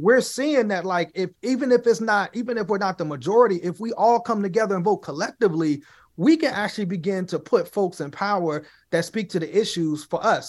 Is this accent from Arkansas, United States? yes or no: no; Chicago, Illinois, United States; now in Pittsburgh, United States; I'm originally from Chicago, I'm originally from the South Side